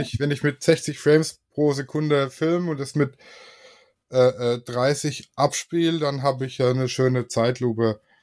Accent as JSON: {"language": "German", "region": "Swabia", "country": "Germany", "said": "ich bin Schwabe"}